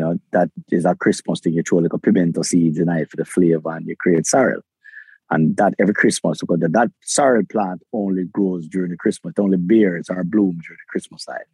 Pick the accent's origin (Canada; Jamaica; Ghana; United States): Jamaica; Kingston; I was born in Jamaica. I have a Jamaican passport. I was I lived in the, the ghettos of Kingston, raised in the ghetto of Kingston